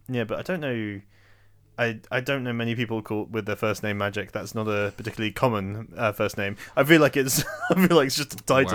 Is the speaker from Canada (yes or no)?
no; Oxford, South East England, United Kingdom; I spent most of my life l, growing up in Oxford